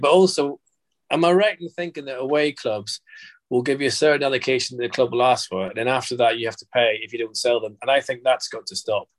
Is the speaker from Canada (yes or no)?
no; Belfast, Northern Ireland, United Kingdom; moved away; also born or lived in London; growing up in Belfast